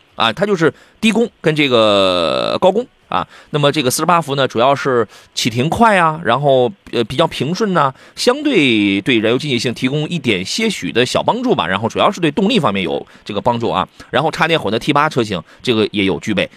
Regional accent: Qingdao, Shandong, China; 我老家吉莫城阳

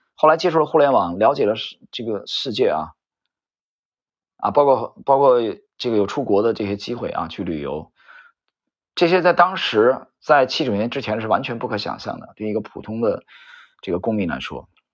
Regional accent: northern China, China; moved away; 我在北方这个城市长大，生活

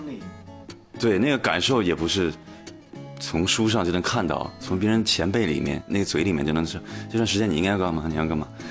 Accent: Northeast China, China; 因为我是东北人嘛

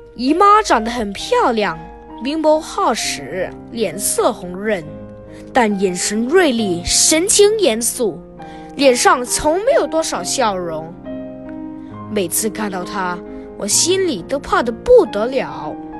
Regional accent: Hong Kong; 今年十一岁，我在香港英华小学上六年级

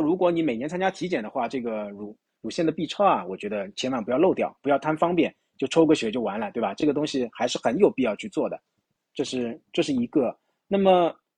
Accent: China; 我们中国人、东方人

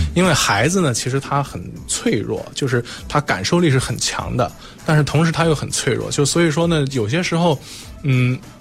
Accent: Zhengzhou, Henan, China; now in Beijing, China; 我是河南郑州的，从小在郑州长大

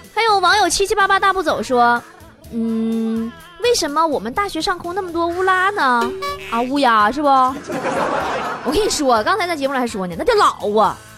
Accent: Northeast China, China; accent: Northeastern Mandarin; 我们东北话讲

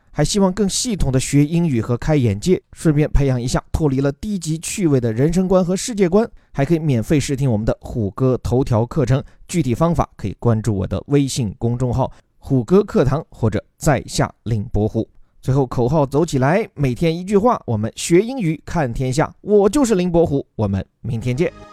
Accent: Guangdong, China; 咱广东人吃烧鹅

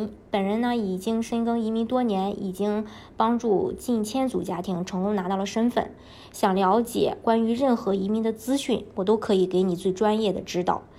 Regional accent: China; 因为我们呃毕竟是从中国过来的，然后对这些小商品的话，嗯，像义乌的这些小商品，这是在全世界都非常有名的。

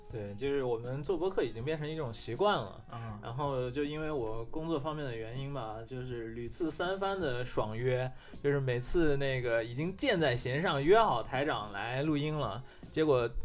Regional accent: China; 我们中国人

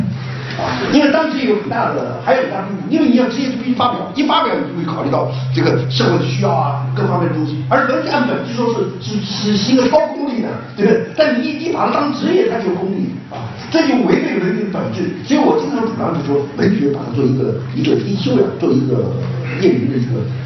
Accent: China; 别人最羡慕的就我们中国人这三个人

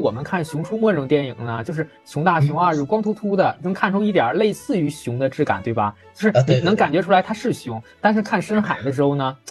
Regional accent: Qinhuangdao, Hebei, China; 我家乡的歌，叫《…》

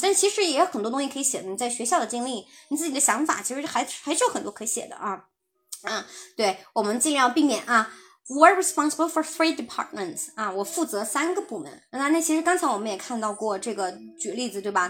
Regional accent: China; 我们中国人讲，讲话习惯真的，我很喜欢讲啊，我负责什么什么

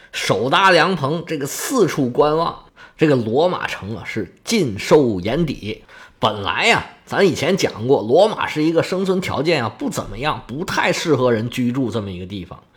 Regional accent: China; now in Guangdong, China; 我们中国人

